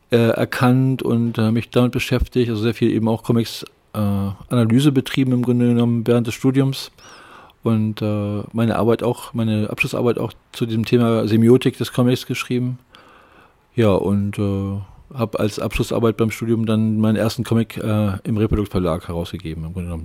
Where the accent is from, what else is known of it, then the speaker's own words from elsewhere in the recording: Lübeck, Schleswig-Holstein, Germany; moved away as an adult; also born or lived in Hamburg; Ich bin in Lübeck geboren und äh, Lübeck aufgewachsen